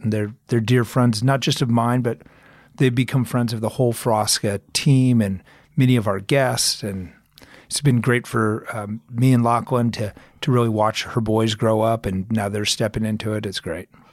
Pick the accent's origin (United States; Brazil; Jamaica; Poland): United States; Arizona; moved away as an adult; also born or lived in Aspen, Colorado / California; now in Colorado, United States; I'm originally from Arizona